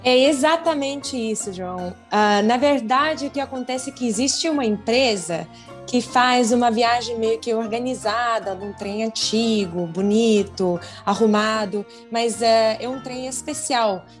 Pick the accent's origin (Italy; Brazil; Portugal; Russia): Russia; Siberia; Portuguese is a second language; eu sou da Sibéria